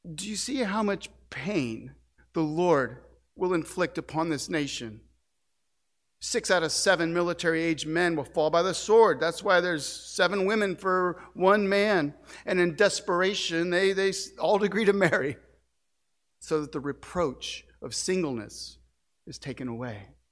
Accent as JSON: {"language": "English", "town": "St. Louis", "region": "Missouri", "country": "United States", "tie": "born or raised there", "moved": "yes", "said": "my hometown of Saint Louis"}